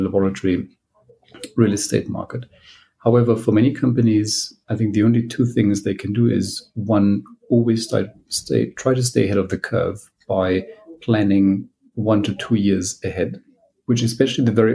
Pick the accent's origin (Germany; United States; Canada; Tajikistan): Germany; moved away as an adult; now in United Kingdom; I am from Germany originally. I qualified as a clinician, but then I came to the UK for my PhD.